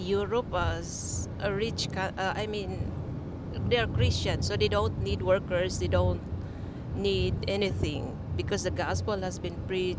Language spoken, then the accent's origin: English; Philippines; now in Albania; from the Philippines.